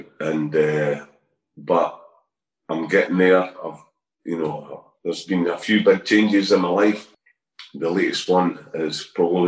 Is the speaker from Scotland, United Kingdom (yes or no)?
yes; Edinburgh, Scotland, United Kingdom; I was brought up in Albion Road, and which is the same road as the Hibs Easter Road's on, the Hibs ground